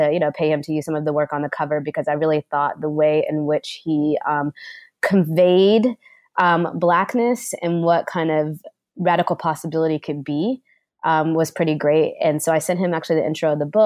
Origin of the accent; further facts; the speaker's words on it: Nashville, Tennessee, United States; moved away as an adult; also born or lived in Atlanta, Georgia; now in Boston, United States; I was born and raised in Nashville, Tennessee